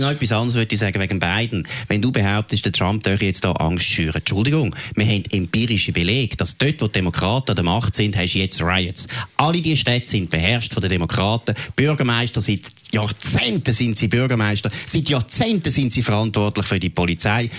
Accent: Switzerland; bei uns in der Schweiz

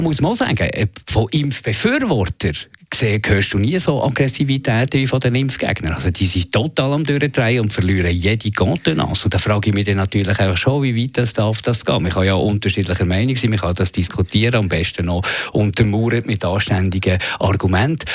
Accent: Switzerland; bei uns in der Schweiz

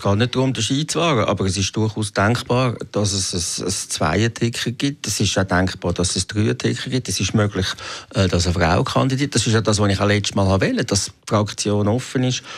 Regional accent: Zurich, Switzerland; als Zürcher

